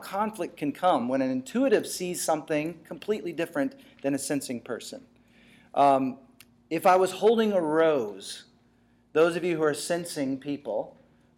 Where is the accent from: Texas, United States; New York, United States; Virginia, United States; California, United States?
Texas, United States; I grew up in Texas